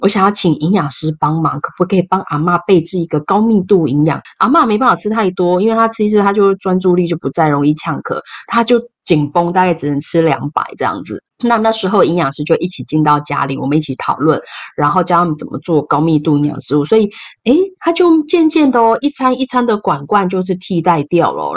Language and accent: Chinese; Taiwan; 我们台湾人